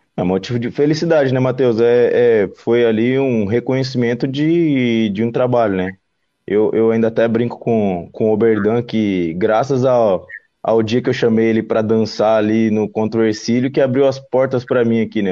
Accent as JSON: {"language": "Portuguese", "town": "Cuiabá", "region": "Mato Grosso", "country": "Brazil", "moved": "yes", "lives_now": "Florianópolis, Brazil", "said": "Eu sou de Cuiabá, não, de Cuiabá, Mato Grosso"}